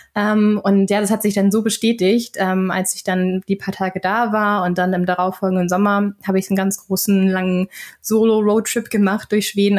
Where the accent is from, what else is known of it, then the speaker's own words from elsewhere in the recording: Flensburg, Schleswig-Holstein, Germany; accent: North German; moved away as an adult; now in Sweden; dass man mir doch äh, den norddeutschen Akzent anhört